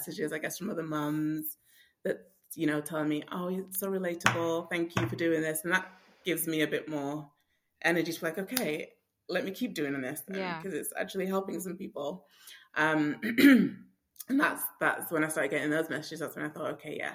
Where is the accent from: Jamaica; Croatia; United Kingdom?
United Kingdom; England; moved away as an adult; now in United States; I'm not from America. I'm from England.